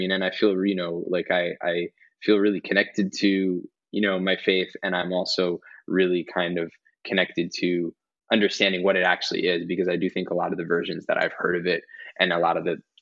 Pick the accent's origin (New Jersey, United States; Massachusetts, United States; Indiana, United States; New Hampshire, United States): New Jersey, United States; we grew up in Jersey and I grew up around a lot of Italian Christian kids